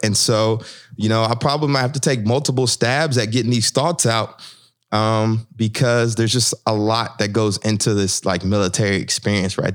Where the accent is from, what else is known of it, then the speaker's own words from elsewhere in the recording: the South, United States; growing up in the South